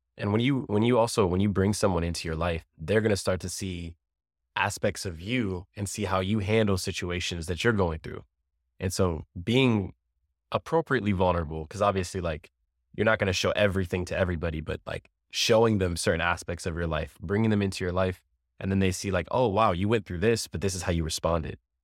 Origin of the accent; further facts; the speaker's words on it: Ohio, United States; also born or lived in Amherst, Ohio; I grew up here in Laredo, Ohio. Grew up also in Amherst. And I've been here my whole life